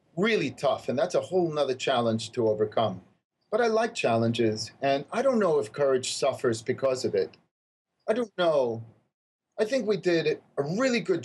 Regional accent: New York City, New York, United States; I was raised in New York City

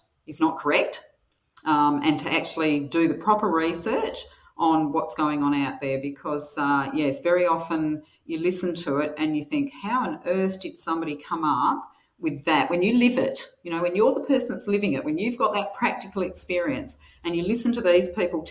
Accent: Albany, Western Australia, Australia; also born or lived in Manjimup; I grew up in Albany in the 60s and 70s

